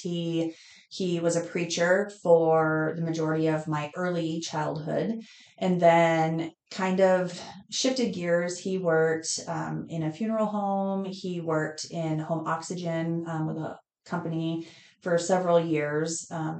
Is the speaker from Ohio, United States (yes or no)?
no; Estes Park, Colorado, United States; moved away as an adult; now in York, United States; When I turned 6 months, my parents moved to Estes Park, Colorado. Mm-hmm. And I grew up there, graduated from there